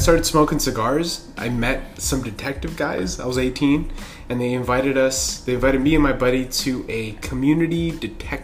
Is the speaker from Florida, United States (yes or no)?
no; Los Angeles, California, United States; City Terrace, like near Yeah, near City Terrace Elementary, near Cal State LA. That's kind of where we grew up